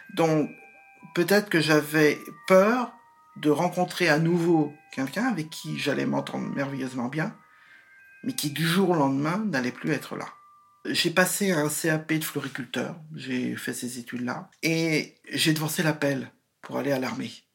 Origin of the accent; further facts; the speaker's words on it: Nantes, Pays de la Loire, France; moved away as an adult; also born or lived in England / Ain; je suis né à Nantes euh, en mai 67